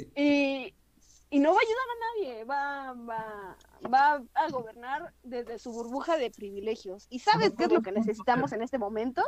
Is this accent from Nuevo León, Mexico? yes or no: yes; Monterrey, Nuevo León, Mexico; Yo, como regia